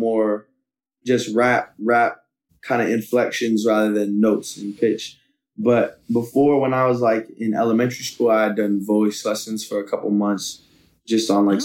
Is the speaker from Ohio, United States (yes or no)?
no; San Francisco, California, United States; growing up in San Francisco, we got a lot of Asian culture surrounding us